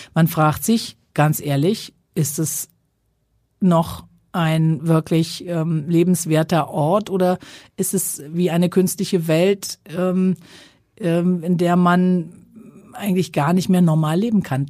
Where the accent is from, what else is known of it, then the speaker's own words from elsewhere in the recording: Sylt, Schleswig-Holstein, Germany; moved away; das ist so der Strandübergang meiner Kindheit